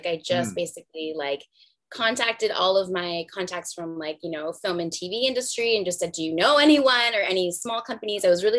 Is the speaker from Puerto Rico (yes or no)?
yes; Puerto Rico; moved away; after I moved from Puerto Rico, I was from Niagara.